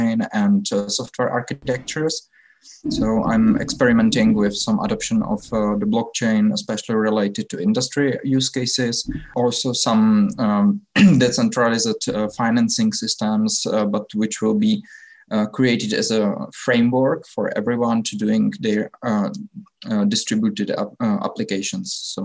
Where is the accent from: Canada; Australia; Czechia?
Czechia; I'm from the Czech Republic